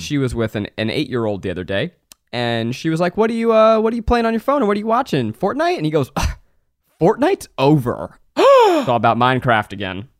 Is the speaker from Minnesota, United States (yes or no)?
no; New York, United States; also born or lived in Boston; now in California, United States; I grew up in New York, and I, then I moved to Boston and then to California